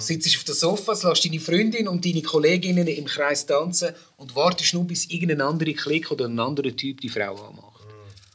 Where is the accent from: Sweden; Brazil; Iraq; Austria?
Brazil; also born or lived in Zurich; now in Switzerland; meine Herkunft als Brasilianer